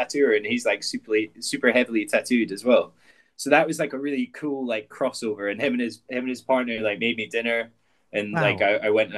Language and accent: English; Edinburgh, Scotland, United Kingdom; growing up in Edinburgh, there's a street in Edinburgh called Leith Walk